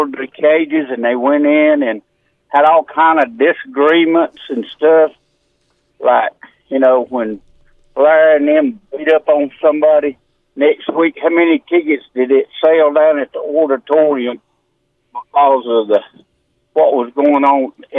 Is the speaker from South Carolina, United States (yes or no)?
yes; Mayo, South Carolina, United States; I grew up in Mayo.